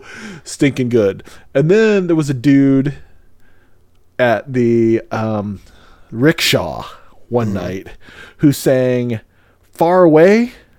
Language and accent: English; United States; I was obviously from America